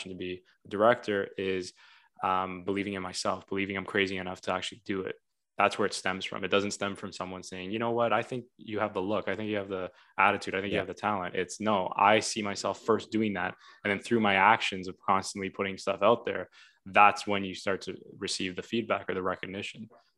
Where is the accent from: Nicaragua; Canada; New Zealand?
Canada; Vaughan, Ontario; also born or lived in Toronto; Because I was born in Toronto, right? And I grew up in Vaughan. So it's kind of like two places at the same time.